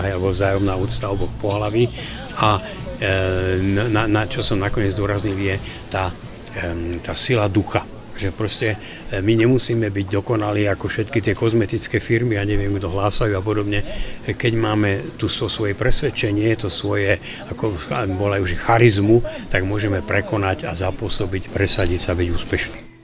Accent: Slovakia; A dnes sme my Slováci známi

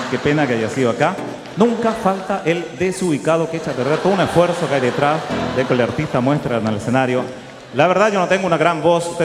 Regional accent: Talagante, Santiago Metropolitan, Chile; a mí me lo pegaban cuando chico, yo vivía en Talagante, me acuerdo que hay gente que me preguntaba, ¿dónde vives en Talagante?

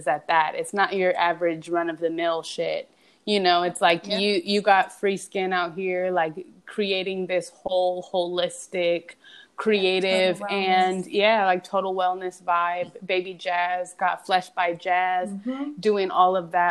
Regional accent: Los Angeles, California, United States; growing up in Los Angeles, like we're real LA girls

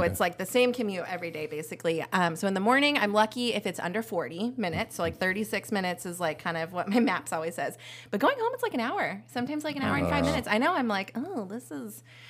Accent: Pleasanton, California, United States; It's fun because I grew up in Pleasanton

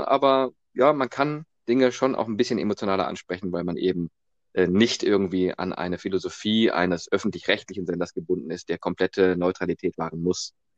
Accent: Remscheid, North Rhine-Westphalia, Germany; ich komme aus Remscheid

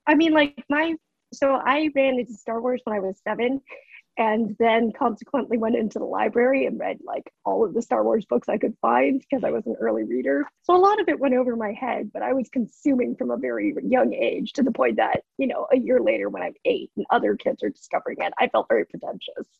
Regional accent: United States; I'm fourth generation Japanese, so I'm like in terms of my lineage and my culture. Like I'm removed, I'm American Japanese

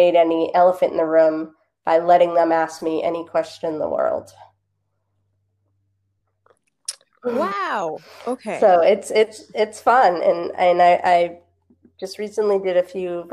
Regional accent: Boston, Massachusetts, United States; also born or lived in Los Angeles, California; I grew up in the Boston area, lived out in LA after college, and then I moved back to the Boston area in 2012.

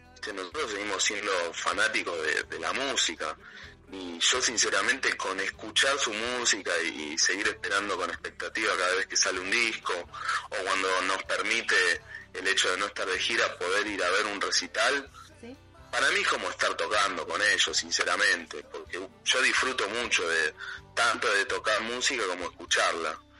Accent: Avellaneda, Buenos Aires Province, Argentina; soy un, chico que nació en, un barrio de, Argentina que se llama Avellaneda

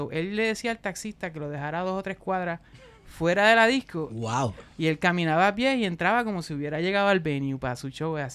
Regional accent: Puerto Rico; accent: Puerto Rican

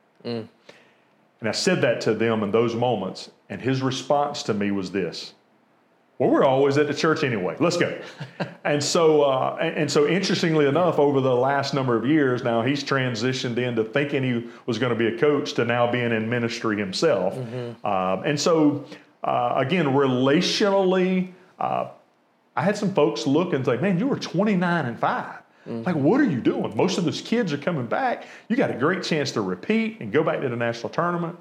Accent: Americus, Georgia, United States; born and raised in Americus, you know, I didn't attend the private school

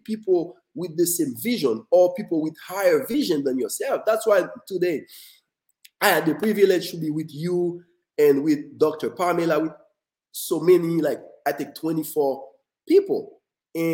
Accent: Haiti; moved away; born and raised in Haiti

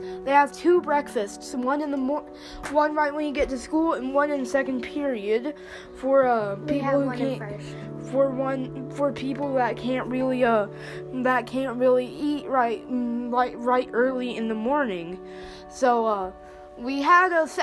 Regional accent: United States; accent: southern

